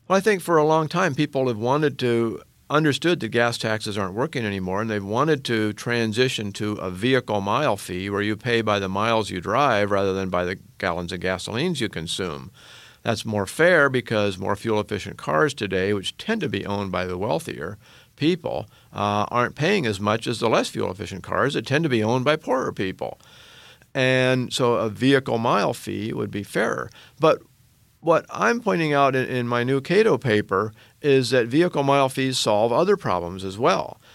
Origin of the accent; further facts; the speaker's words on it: Oregon, United States; my home state of Oregon